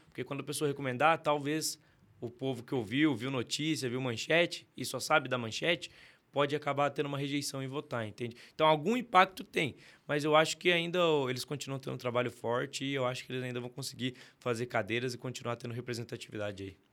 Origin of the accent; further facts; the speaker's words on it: Sorocaba, São Paulo, Brazil; also born or lived in São José dos Campos; eu nasci em Sorocaba, mas com 11 anos mudei para São José dos Campos